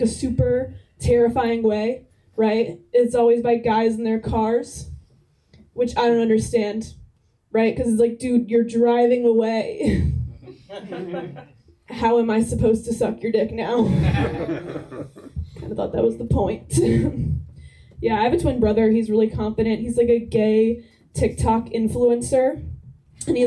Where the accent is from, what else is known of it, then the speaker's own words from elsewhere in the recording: New Jersey, United States; I'm from New Jersey